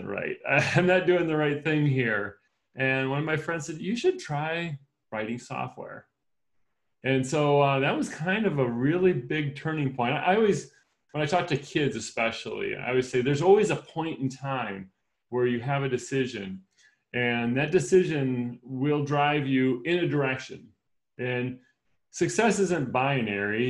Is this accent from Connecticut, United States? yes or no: no; Wisconsin, United States; I was raised in Wisconsin